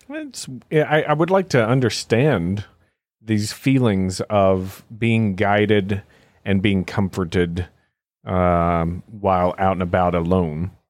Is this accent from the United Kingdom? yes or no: yes; United Kingdom; moved away; I was raised in Britain